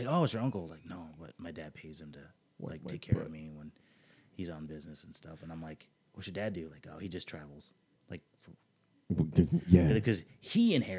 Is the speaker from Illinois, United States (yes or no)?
yes; Chicago, Illinois, United States; I grew up in Chicago